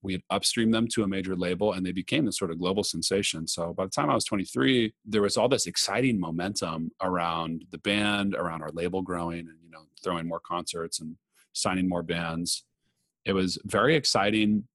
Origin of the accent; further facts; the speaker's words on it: Los Angeles, California, United States; moved away as an adult; also born or lived in New York City; I grew up in Los Angeles